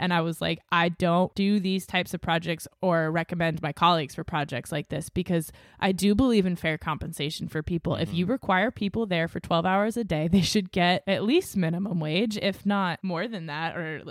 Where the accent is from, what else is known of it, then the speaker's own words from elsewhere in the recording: New England, United States; it's like growing up in New England, there was always a raincoat in the car